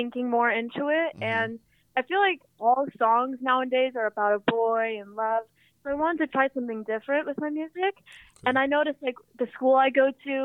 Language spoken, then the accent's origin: English; Portland, Oregon, United States; also born or lived in Los Angeles; growing up in Portland